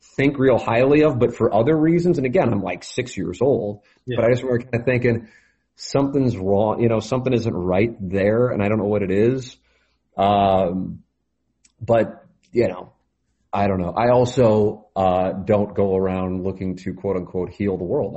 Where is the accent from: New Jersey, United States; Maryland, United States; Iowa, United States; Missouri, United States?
Missouri, United States; St. Louis; growing up in South City, Catholic parish, St. Gabriel's